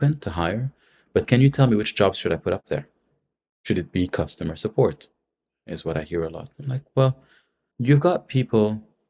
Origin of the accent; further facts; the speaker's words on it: Lebanon; also born or lived in San Francisco; I'm from Lebanon.